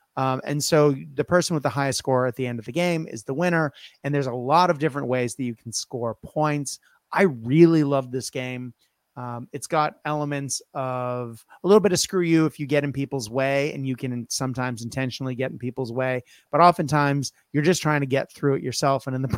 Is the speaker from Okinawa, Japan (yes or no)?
no; Tokyo, Japan; as I grew up in Japan, in particular, I'm a Tokyo boy, it's really fun for me to then be like, oh, I used to live there